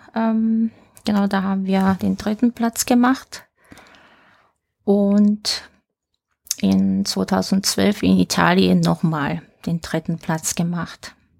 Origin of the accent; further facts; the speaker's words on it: Tokyo, Japan; geboren am 12. Dezember 1977 in Tokio